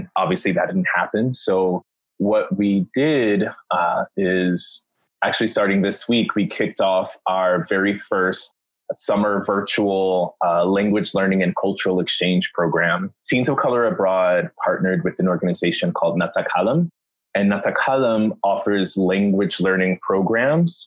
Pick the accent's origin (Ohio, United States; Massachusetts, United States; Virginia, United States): Virginia, United States; Norfolk; now in Brooklyn, United States; grew up in Norfolk, Virginia.